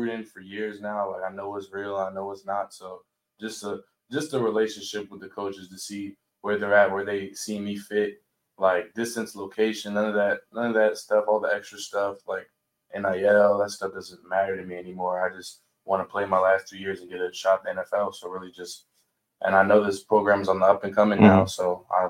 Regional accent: Woodbridge, Virginia, United States; moved away as an adult; also born or lived in Kentucky / Georgia / Lackawanna, Pennsylvania; I'm from Woodbridge, Virginia.

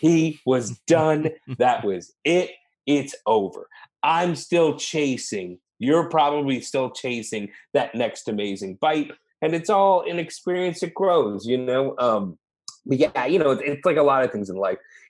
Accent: St. Louis, Missouri, United States; moved away as an adult; also born or lived in Los Angeles; now in Austin, United States; I grew up in St. Louis, and like when I moved to Los Angeles

